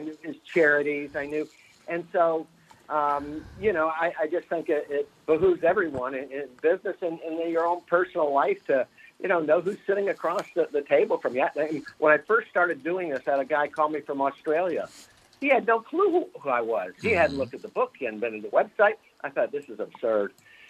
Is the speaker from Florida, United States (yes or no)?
yes; Fort Lauderdale, Florida, United States; I grew up in Fort Lauderdale within a 7-year period, a 7-mile radius.